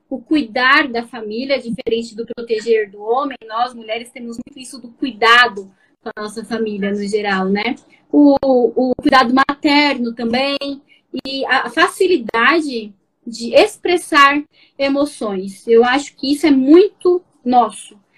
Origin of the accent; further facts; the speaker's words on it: Barueri, São Paulo, Brazil; Sou de São Paulo, Barueri, cidade